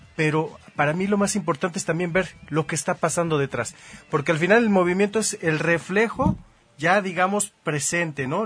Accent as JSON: {"language": "Spanish", "country": "Mexico", "tie": "born or raised there", "said": "crecí aquí en México"}